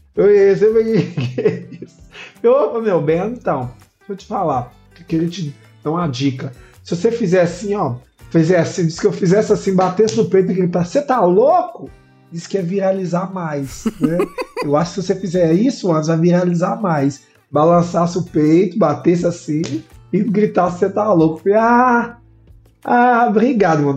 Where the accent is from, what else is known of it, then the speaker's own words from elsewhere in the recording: Belo Horizonte, Minas Gerais, Brazil; sou de, da região oeste de Belo Horizonte